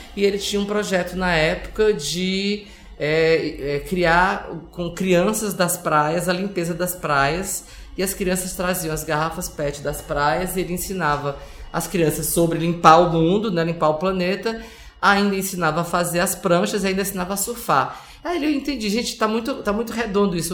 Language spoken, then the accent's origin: Portuguese; Ceará, Brazil; moved away as an adult; now in São Paulo, Brazil; sou do Ceará, moro em São Paulo há 26 anos